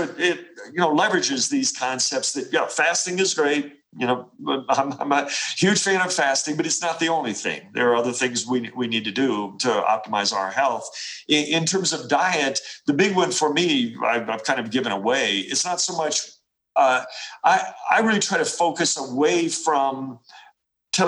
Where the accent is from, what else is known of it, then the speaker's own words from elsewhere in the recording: Appalachia, United States; I come from Appalachia